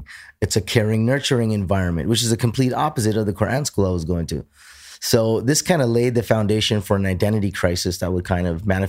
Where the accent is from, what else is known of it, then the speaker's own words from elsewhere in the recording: Toronto, Ontario, Canada; born and raised in Toronto.